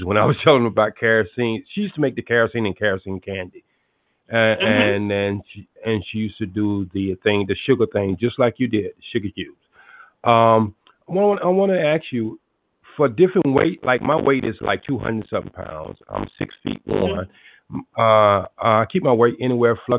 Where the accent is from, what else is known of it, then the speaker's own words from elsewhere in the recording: United States; also born or lived in North Carolina / Atlanta, Georgia; I was raised up in North Carolina in Atlanta, Georgia